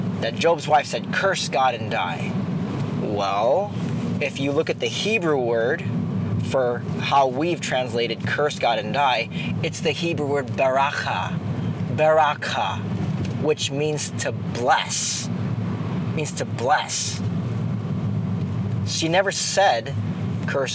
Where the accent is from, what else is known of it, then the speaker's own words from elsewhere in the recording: Philippines; I'm Filipino